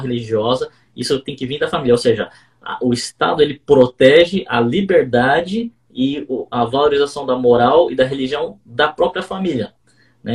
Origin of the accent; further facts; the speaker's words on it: Brazil; nós brasileiros